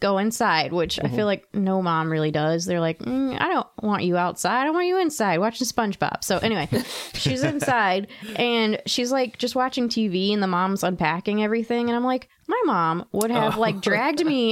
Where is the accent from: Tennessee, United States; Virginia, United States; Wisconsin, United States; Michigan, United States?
Virginia, United States; Blue Ridge Mountains